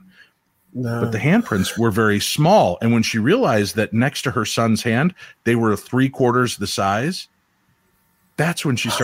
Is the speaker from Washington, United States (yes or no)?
no; Illinois, United States; I grew up in Illinois